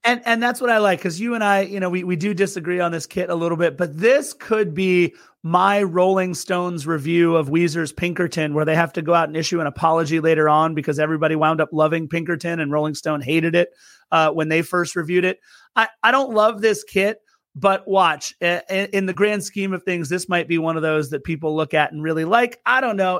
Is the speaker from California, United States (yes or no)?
yes; Torrance, California, United States; also born or lived in Lawndale; I am born and raised in Angelino here in Los Angeles, and, and, and more appropriately, born and raised in the South Bay of L A, which is near Manhattan Beach. I, I was raised in Torrance and Lawndale